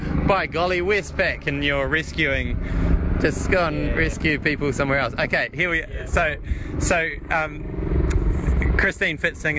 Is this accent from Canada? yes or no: no; New Zealand; just being a Kiwi, really. Following guys like John Walker when I was really young. I was born in 81